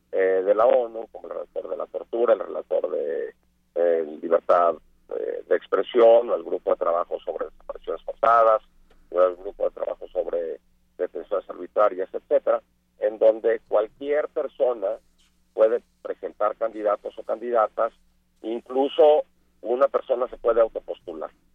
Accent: Mexico; yo por ser mexicano

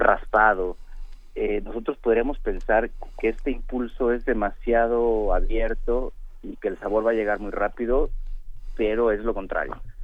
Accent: Mexico

